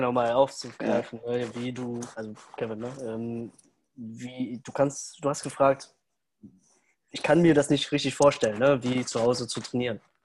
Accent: Düsseldorf, North Rhine-Westphalia, Germany; komme aus Düsseldorf

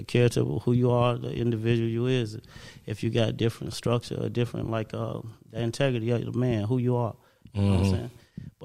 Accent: Gary, Indiana, United States; I come from Gary, Indiana

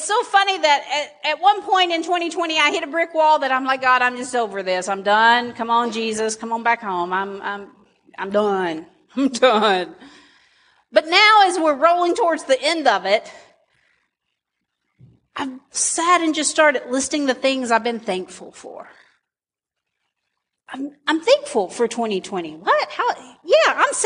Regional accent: United States; I'm an American

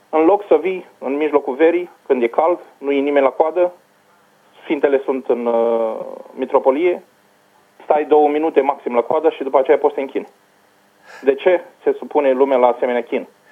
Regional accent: Iași, Iași County, Romania; now in Ireland; M-am născut în Iași

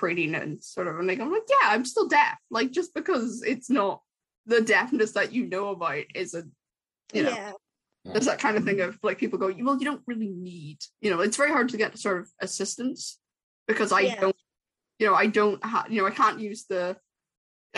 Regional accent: Ireland; I'm Irish

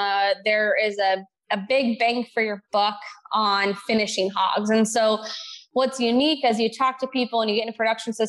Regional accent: Southern Illinois, United States; I grew up in Southern Illinois

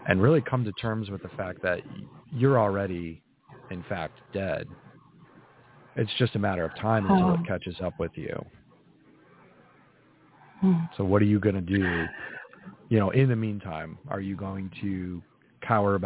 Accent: New England, United States; I grew up in New England, in a very small New England town

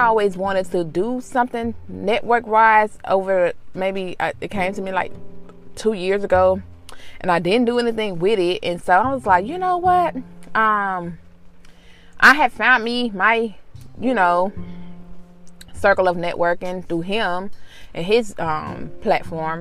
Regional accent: Mississippi, United States; being from Mississippi, we didn't have a lot of, you know, transits or something of that nature

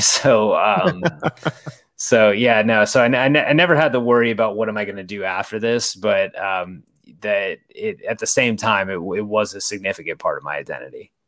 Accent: Boerne, Texas, United States; also born or lived in Odessa, Texas; I grew up in San Antonio, just outside of San Antonio, in a suburb called Bernie

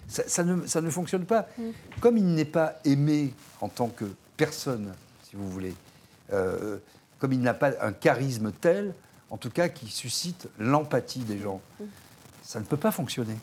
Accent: France; En tant que Français

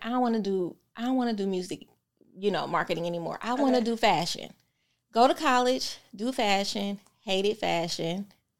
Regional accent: Milwaukee, Wisconsin, United States; She worked at a radio station in Milwaukee, Wisconsin, my hometown.

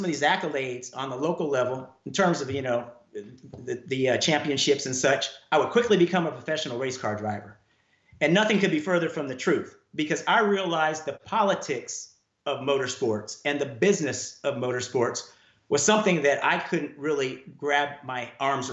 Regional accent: Oakland, California, United States; moved away as an adult; now in Atlanta, United States; I grew up in the Oakland Hills of Northern California

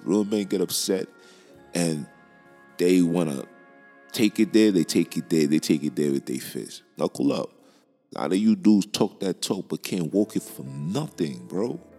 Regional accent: New York, United States; I'm from Brooklyn

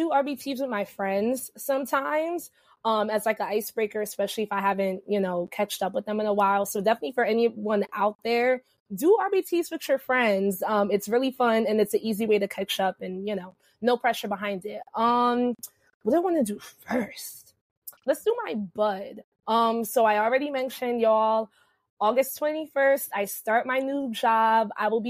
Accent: New Jersey, United States; But yeah, I am from Jersey. I'm in the Central Jersey area. So shout out to y'all in Central Jersey, which is a thing.

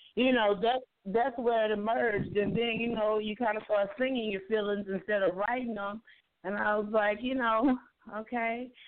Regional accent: Louisiana, United States; moved away; had actually moved back to my hometown in Louisiana

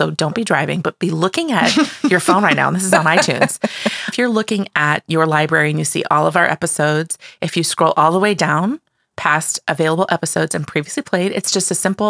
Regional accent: Australia; Did I mention that we're Australian?

